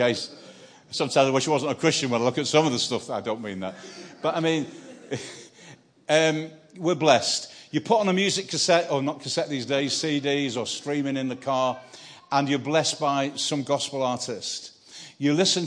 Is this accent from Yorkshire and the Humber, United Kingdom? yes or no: no; Manchester, North West England, United Kingdom; I'm from Manchester, a northerner.